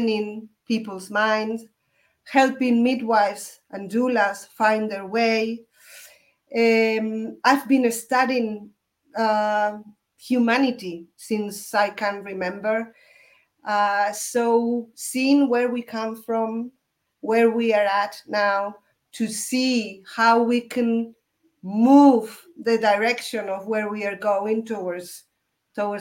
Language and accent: English; Spain; now in Mexico; I'm from Spain. I live in Mexico now